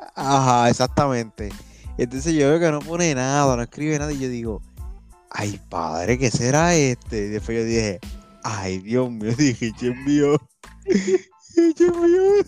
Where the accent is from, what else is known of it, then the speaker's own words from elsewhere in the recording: Puerto Rico; ser puertorriqueño